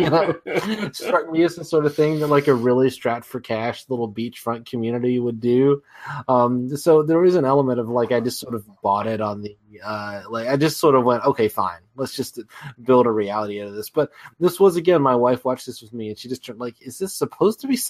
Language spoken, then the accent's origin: English; United States; as an American